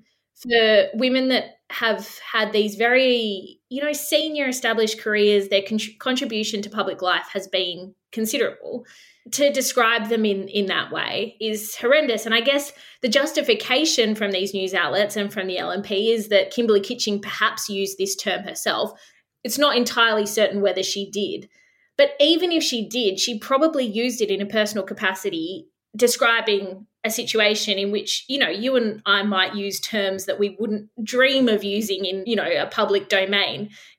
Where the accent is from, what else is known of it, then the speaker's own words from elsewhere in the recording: Australia; it's so political and it's so ugly and so low being Australian when you see our politicians act like this.